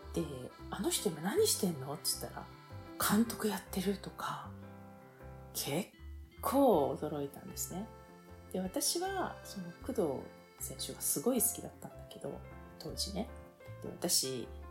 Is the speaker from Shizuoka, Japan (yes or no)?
no; Tokyo, Japan; 私東京なんですけども